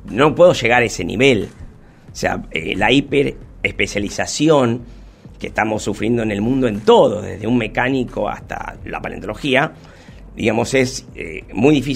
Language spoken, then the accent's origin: Spanish; Munro, Buenos Aires Province, Argentina; moved away as an adult; also born or lived in Cipolletti, Argentina; now in Trelew, Argentina; No, yo soy de Buenos Aires, de Buenos Aires. de Munro